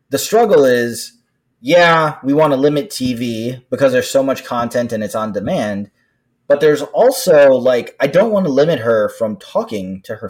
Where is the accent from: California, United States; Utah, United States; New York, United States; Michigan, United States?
California, United States; Los Angeles; now in Washington, D.C., United States; I am from Los Angeles. I live in the Washington, D.C. area.